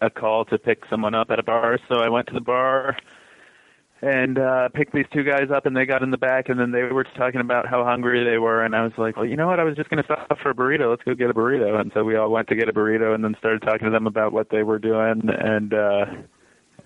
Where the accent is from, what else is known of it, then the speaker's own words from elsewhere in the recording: Boulder, Colorado, United States; moved away as an adult; also born or lived in San Francisco, California; now in Hudson, United States; I was born in San Francisco and then moved to Boulder, Colorado when I was six. So I had grown up in Boulder too